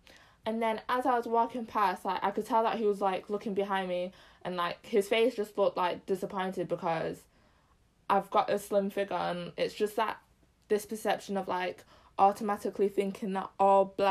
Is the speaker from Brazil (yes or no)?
no; Zimbabwe; I'm Zim as well